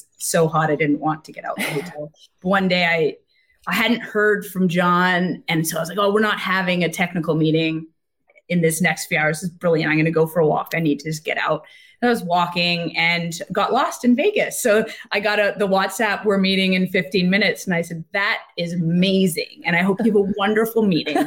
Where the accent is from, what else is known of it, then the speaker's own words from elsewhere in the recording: Quebec, Canada; moved away as an adult; also born or lived in Wales; now in Vancouver, Canada; I'm from Quebec.